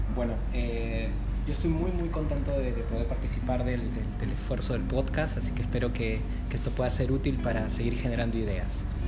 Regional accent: Peru; yo soy de Perú

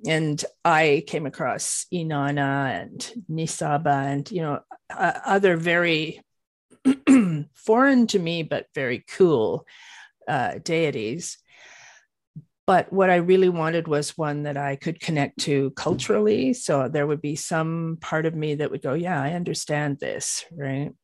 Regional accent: Canada; I live in Canada. I'm a Canadian

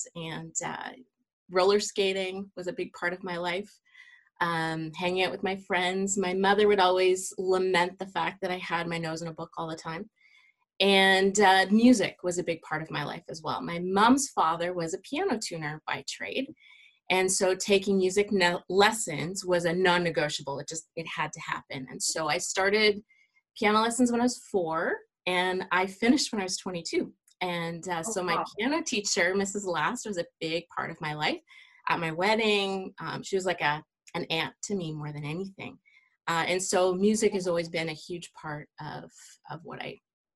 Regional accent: Cambridge, Ontario, Canada; also born or lived in Otterville, Ontario; I grew up in Cambridge, Ontario, about an hour west of Toronto

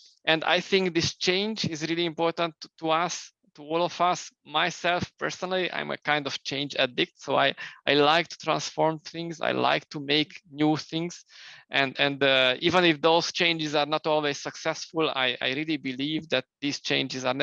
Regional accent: Romania; now in Hungary; I was born in Romania initially, then I moved later to Hungary.

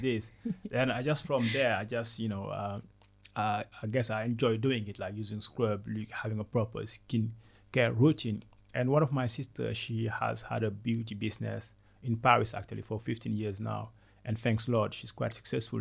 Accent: Senegal; first language Wolof; English is a second language; moved away as an adult; also born or lived in Ivory Coast / France; So I was born in Senegal and then I, w- I grew up in Senegal until the age of 12. Then I moved to Ivory Coast

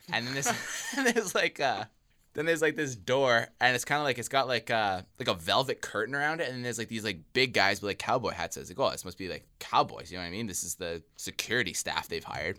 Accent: Winnipeg, Manitoba, Canada; I'm from Winnipeg.

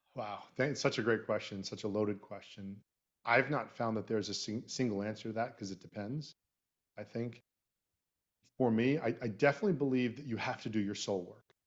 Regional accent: Florida, United States; we're both from Florida

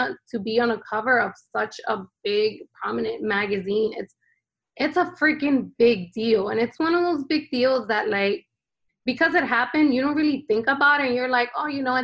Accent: New Jersey, United States; also born or lived in Honduras; I was born here in New Jersey

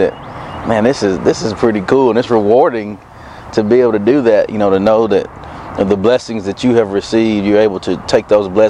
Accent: Hearne, Texas, United States; we started a camp in my hometown, Hearn Connection Football Camp

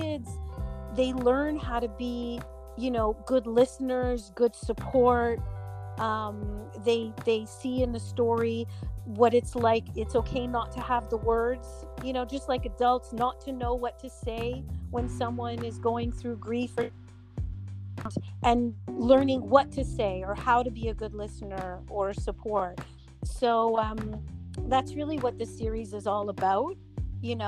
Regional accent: New York City, New York, United States; also born or lived in Montreal, Quebec, Canada; So, I am born in Montreal, Canada, Montreal, Quebec, which is in Canada, but I was raised in New York City

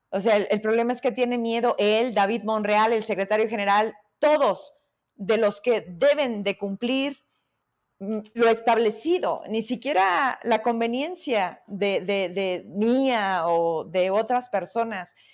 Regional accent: Fresnillo, Zacatecas, Mexico; Te digo que yo sé que en algún momento nos habíamos visto fuera de una entrevista, porque además somos de Fresnillo

